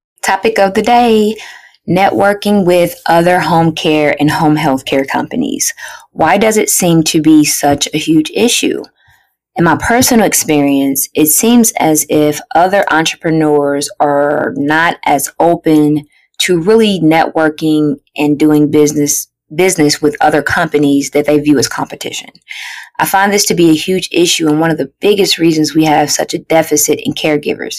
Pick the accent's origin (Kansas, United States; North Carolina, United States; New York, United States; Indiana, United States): Indiana, United States; Indianapolis; I'm from Indiana, Indianapolis to be more specific